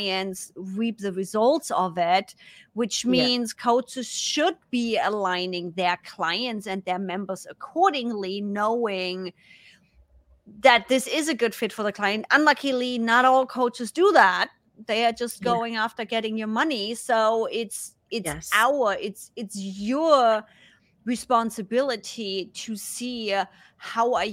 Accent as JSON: {"language": "English", "country": "Germany", "accent": "German", "second_language": "English", "moved": "yes", "lives_now": "United States", "said": "Because of my accent, because of being a German that lives in the US that's now speaking English, my accent was way stronger."}